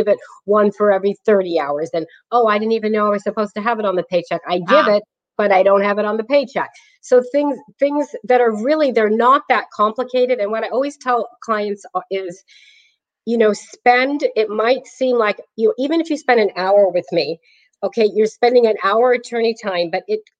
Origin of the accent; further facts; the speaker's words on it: Clayton, California, United States; now in Brentwood, United States; I was raised in Clayton